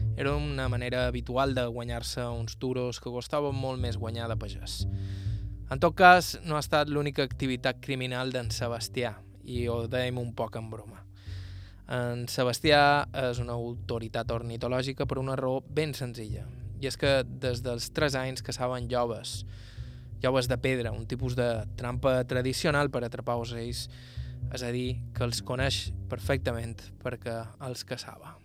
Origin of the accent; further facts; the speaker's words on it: Serra de Tramuntana, Balearic Islands, Spain; Som de Tramuntana